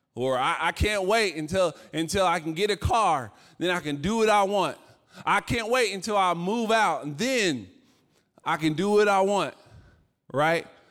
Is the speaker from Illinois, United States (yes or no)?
no; Virginia, United States; I'm from Virginia